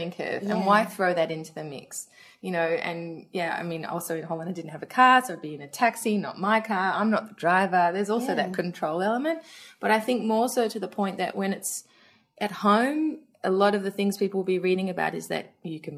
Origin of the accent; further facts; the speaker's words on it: Australia; moved away; Especially with me being Australian and telling my mum who lived in Australia